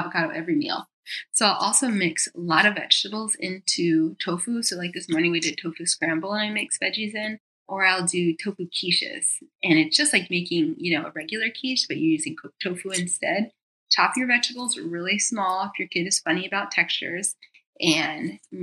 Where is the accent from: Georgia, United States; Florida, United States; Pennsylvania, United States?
Georgia, United States; moved away as an adult; also born or lived in New York; now in Los Angeles, United States; where I grew up in Georgia